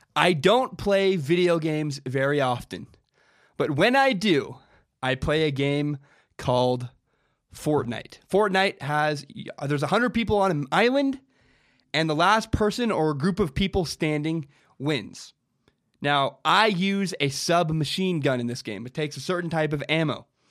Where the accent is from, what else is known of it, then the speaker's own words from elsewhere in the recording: Washington, United States; I grew up in Washington